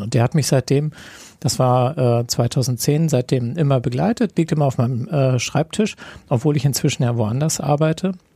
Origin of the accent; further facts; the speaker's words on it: Kiel, Schleswig-Holstein, Germany; für mich als Kieler